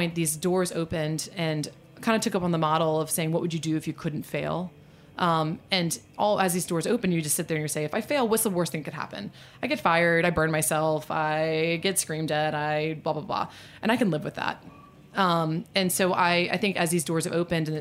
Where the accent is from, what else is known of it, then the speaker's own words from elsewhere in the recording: New Orleans, Louisiana, United States; also born or lived in Virginia; now in New York, United States; I am from New Orleans. Sometimes people joke that I would say I'm from New Orleans before I say my own first name. But I'm actually a fifth generation from New Orleans, and my family still lives there